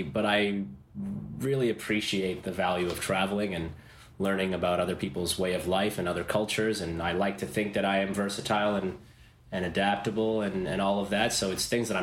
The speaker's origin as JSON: {"language": "English", "town": "Toronto", "region": "Ontario", "country": "Canada", "tie": "born or raised there", "said": "Born in Toronto"}